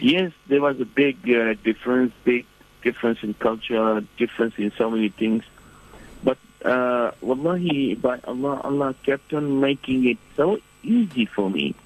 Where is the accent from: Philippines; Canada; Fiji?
Fiji; moved away as an adult; also born or lived in Medina, Saudi Arabia; now in New Zealand; I'm originally from Fiji Island, and um, uh, at present I live in New Zealand